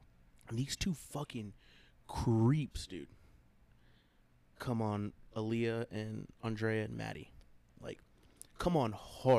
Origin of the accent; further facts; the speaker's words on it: San Antonio, Texas, United States; Well, I come from San Antonio